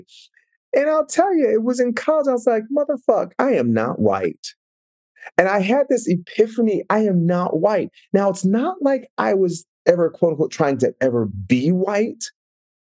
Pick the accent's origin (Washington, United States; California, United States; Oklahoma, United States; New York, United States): Washington, United States; Seattle; also born or lived in Minneapolis, Minnesota; I moved from Minneapolis to Seattle, which was just like moving to Mars